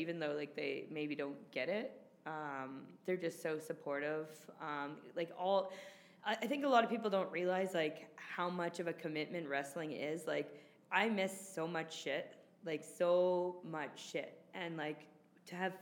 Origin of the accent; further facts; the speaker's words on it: Toronto, Ontario, Canada; in my hometown, where my mom and dad can watch live. In the six